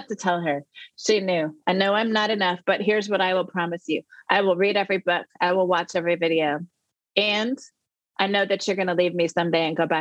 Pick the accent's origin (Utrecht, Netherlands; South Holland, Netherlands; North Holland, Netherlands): South Holland, Netherlands; The Hague; moved away; also born or lived in Saint Paul, Minnesota; I'm from The Hague, the Netherlands.